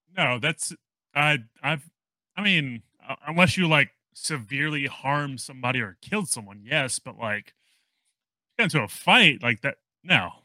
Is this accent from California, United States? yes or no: no; New Orleans, Louisiana, United States; now in Texas, United States; originally, I'm from New Orleans